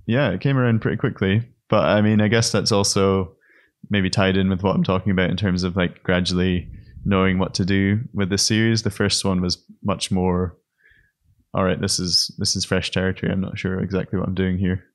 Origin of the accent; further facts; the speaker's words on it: Scotland, United Kingdom; moved away as an adult; also born or lived in Aberdeen; now in Berlin, Germany; I'm a painter from Scotland, based in Berlin